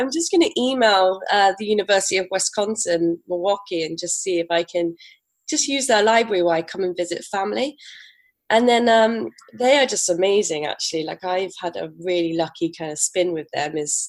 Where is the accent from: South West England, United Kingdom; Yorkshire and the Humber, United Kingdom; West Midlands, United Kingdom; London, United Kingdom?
South West England, United Kingdom; Bristol; accent: farmery; I'm from Bristol in England, and I usually sound a little bit farmery. So I'm hoping that comes back to me.